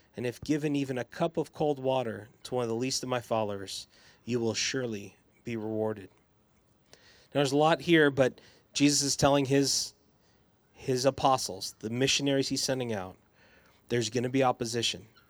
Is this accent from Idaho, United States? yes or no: yes; Boise, Idaho, United States; I grew up in the West Bench in the nineties, and then I went to Eagle High School